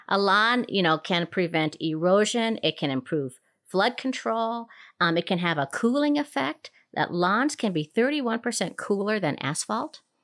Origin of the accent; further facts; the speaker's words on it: Minnesota, United States; now in Colorado, United States; growing up in Minnesota